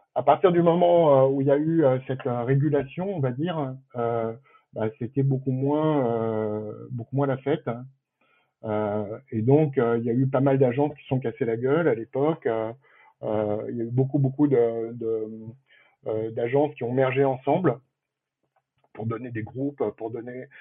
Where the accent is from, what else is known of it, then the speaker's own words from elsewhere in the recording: Paris, Île-de-France, France; je suis parisien d'origine hein, et fier de l'être